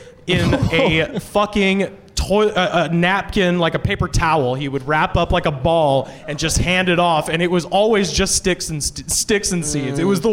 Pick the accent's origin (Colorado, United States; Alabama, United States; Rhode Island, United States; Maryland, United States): Alabama, United States; I grew up in Alabama.